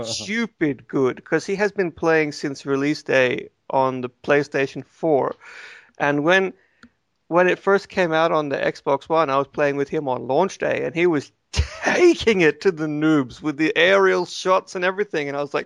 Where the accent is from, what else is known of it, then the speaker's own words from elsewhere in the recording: the South, United States; So, I'm from the South, and I think I'm sort of channeling...